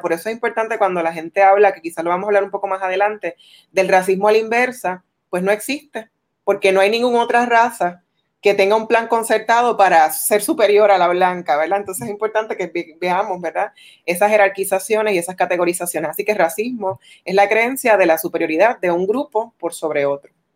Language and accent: Spanish; Puerto Rico; nos identifican como puertorriqueños